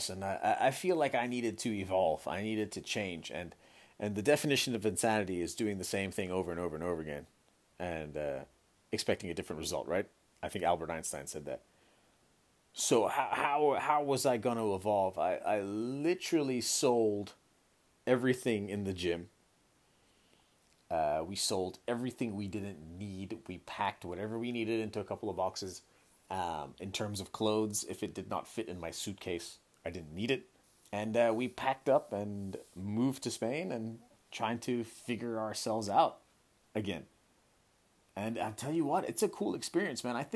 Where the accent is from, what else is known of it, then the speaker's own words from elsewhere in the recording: Hong Kong; also born or lived in San Francisco Bay Area, United States; look, I'm from Hong Kong, born and raised in Hong Kong, right? I lived there my whole life. I, I lived eight years in in, uh, in the San Francisco Bay Area went to university there